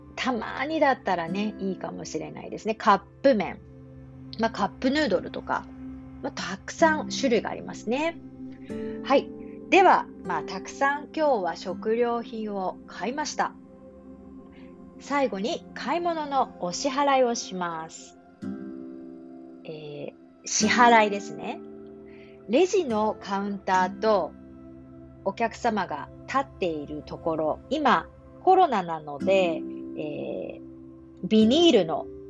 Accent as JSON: {"language": "Japanese", "country": "Japan", "accent": "Standard Japanese (hyōjungo)", "said": "私の日本語は標準語なんですが"}